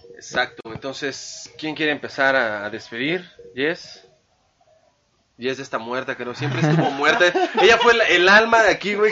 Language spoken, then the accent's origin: Spanish; Mexico; es algo que nos distingue, algo único como mexicanos